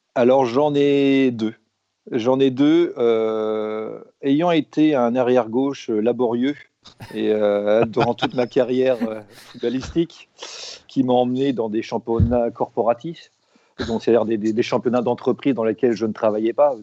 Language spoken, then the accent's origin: French; Rennes, Brittany, France; je suis né à Rennes, à Feu euh, l'Hôtel Dieu.